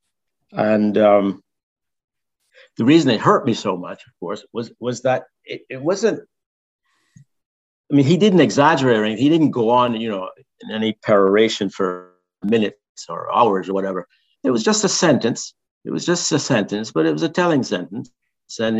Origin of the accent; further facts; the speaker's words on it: Barbados; moved away; When I was growing up in Barbados, I sang in the cathedral choir